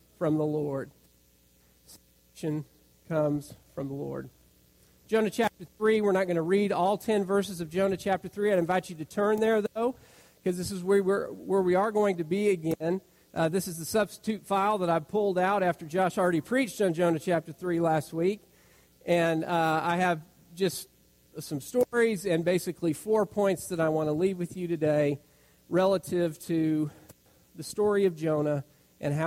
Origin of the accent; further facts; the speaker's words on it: Rifle, Colorado, United States; moved away as an adult; now in Memphis, United States; the home where I grew up in Rifle, Colorado